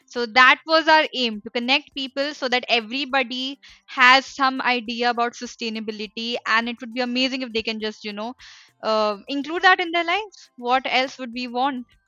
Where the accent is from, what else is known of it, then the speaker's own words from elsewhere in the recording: India; I am from India